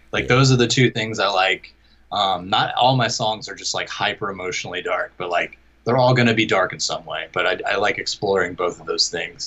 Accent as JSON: {"language": "English", "town": "Jacksonville", "region": "Florida", "country": "United States", "tie": "born or raised there", "said": "my hometown here of uh, Jacksonville, Florida"}